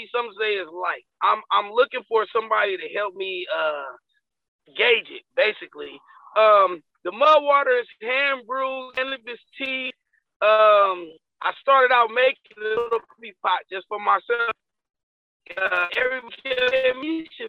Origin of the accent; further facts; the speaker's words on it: Vallejo, California, United States; also born or lived in San Francisco / Berkeley; now in Oakland, United States; I was kind of learned the life and seasoned in Vallejo, California